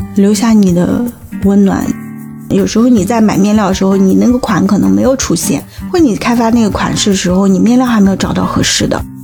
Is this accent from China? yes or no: yes; China; 我是土生土长的一个中国人